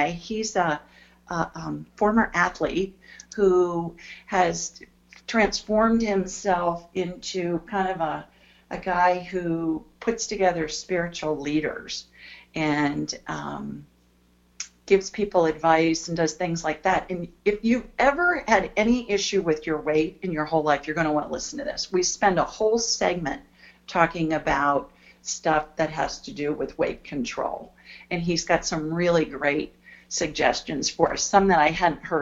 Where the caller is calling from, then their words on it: Collinsville, Illinois, United States; I'm calling from Collinsville, Illinois.